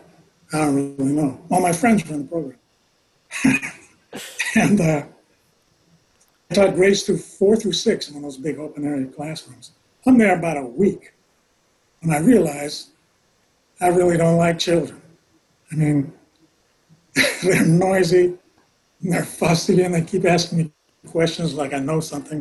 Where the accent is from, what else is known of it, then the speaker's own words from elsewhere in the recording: Los Angeles, California, United States; I grew up in South Central